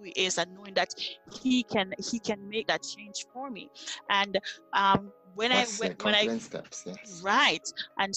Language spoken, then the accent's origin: English; Jamaica; moved away as an adult; now in Nebraska, United States; I was uprooted from Jamaica and planted in Nebraska